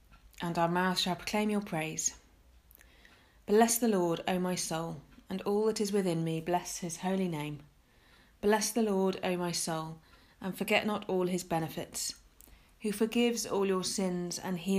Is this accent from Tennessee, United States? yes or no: yes; Tennessee, United States; What? Lose the accent? Again, born and raised in Tennessee.